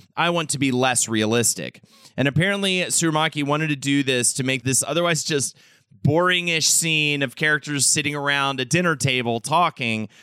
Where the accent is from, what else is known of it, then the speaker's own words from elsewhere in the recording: Charlotte, North Carolina, United States; moved away; also born or lived in New York City; as a kid growing up in Charlotte, North Carolina